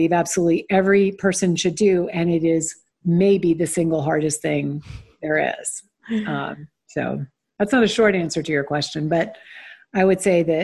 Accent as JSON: {"language": "English", "town": "Stone Mountain", "region": "Georgia", "country": "United States", "tie": "born or raised there", "said": "I grew up predominantly in Stone Mountain, Georgia, which is a suburb of Atlanta"}